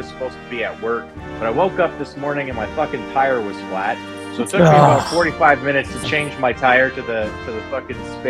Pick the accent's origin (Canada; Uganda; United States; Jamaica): Canada; I'm Canadian